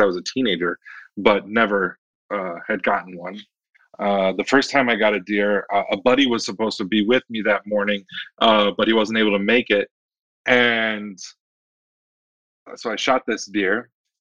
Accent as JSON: {"language": "English", "region": "Michigan", "country": "United States", "tie": "born or raised there", "also_born_or_lived": "Washington, D.C.", "moved": "as an adult", "said": "I grew up in Michigan, but then I lived in Washington, D.C. for 7 years"}